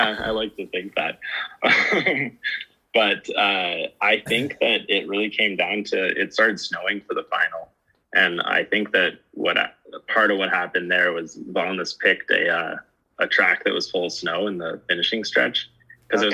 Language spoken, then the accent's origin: English; Truckee, California, United States; moved away as an adult; now in Canada; I actually grew up in California, in uh, in Truckee